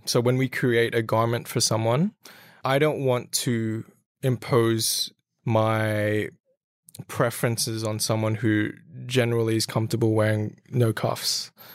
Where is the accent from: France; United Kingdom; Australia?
Australia; I am a Filipino heritage, but I was born and raised in Australia